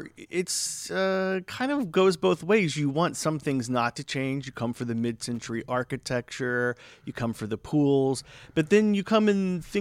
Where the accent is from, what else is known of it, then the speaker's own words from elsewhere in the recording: Florida, United States; now in Palm Springs, United States; I'm originally from Florida